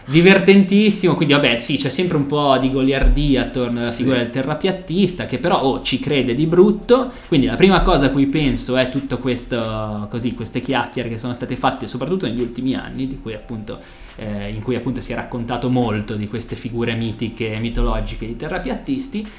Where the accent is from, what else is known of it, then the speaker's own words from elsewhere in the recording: Genoa, Liguria, Italy; siamo genovesi, magari qualcuno avrà già intercettato l'accento